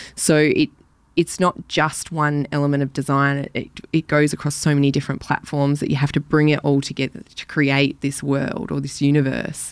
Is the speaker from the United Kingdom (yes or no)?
no; Elwood, Victoria, Australia; also born or lived in Black Rock; I grew up in Elwood initially until I was about thirteen, and then down to Black Rock, um, where I still live now.